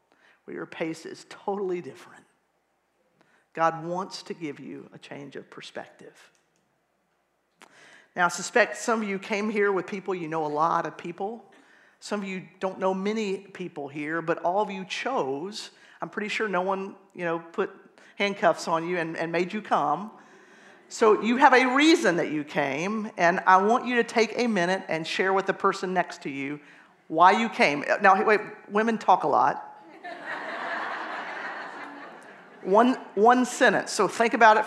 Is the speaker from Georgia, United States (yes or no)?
yes; Atlanta, Georgia, United States; moved away as an adult; now in Bethlehem, United States; I am from Atlanta, Georgia, if you didn't recognize the accent